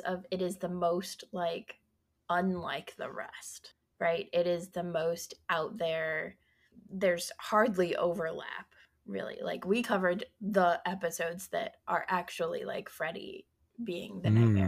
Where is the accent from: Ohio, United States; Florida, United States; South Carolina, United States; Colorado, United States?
Colorado, United States; I'm from Colorado